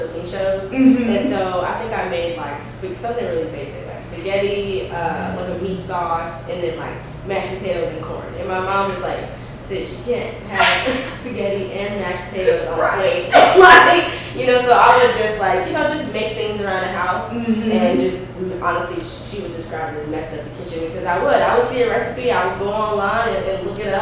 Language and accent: English; North Carolina, United States; moved away; also born or lived in New York / Washington, District of Columbia, United States; I was born in New York, but raised in North Carolina